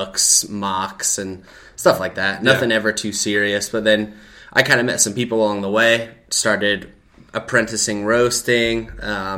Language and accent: English; Bellefontaine, Ohio, United States; moved away; That's where I'm from. Like, that's my hometown